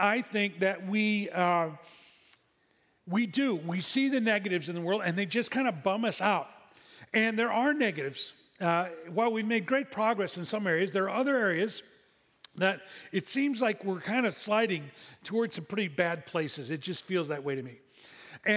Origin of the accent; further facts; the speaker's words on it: Midwest, United States; moved away as an adult; now in Seal Beach, United States; We didn't grow up in a coastal community. We grew up in the Midwest